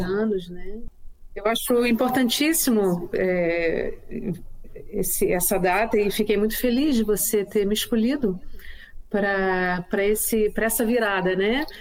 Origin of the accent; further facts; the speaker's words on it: Niterói, Rio de Janeiro, Brazil; also born or lived in Nova Friburgo, Brazil; now in Florianópolis, Brazil; eu não sou de Friburgo, sou de Niterói